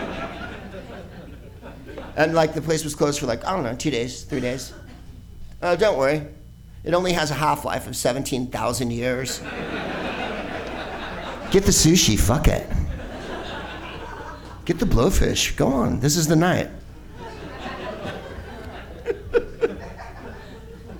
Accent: San Carlos, California, United States; I'm a white person, and I'm from San Carlos, the whitest place on earth

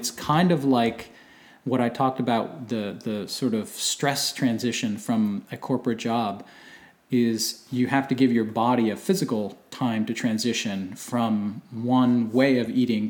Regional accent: Delaware, United States; born or raised there

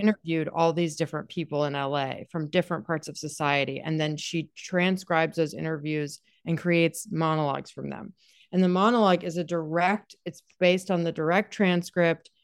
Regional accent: Durham, North Carolina, United States; I'm from Durham, represent the, yeah, I went to Durham School of the Arts

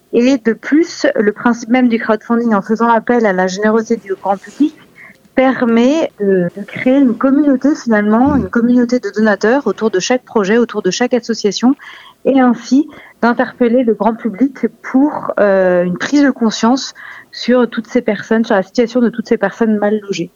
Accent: France; en tant que française

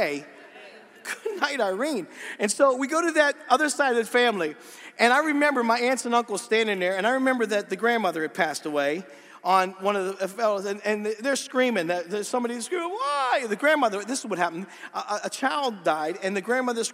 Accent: Pennsylvania, United States; I'm from Pennsylvania. We talk funny

